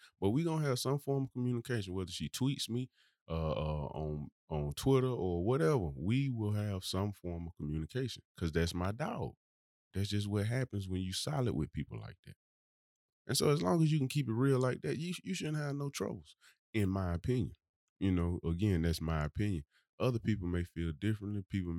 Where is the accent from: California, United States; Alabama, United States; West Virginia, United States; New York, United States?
Alabama, United States; Birmingham; from Birmingham, baby.